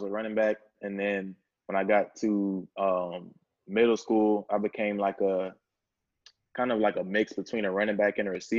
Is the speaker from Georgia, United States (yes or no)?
yes; Georgia, United States; being from Georgia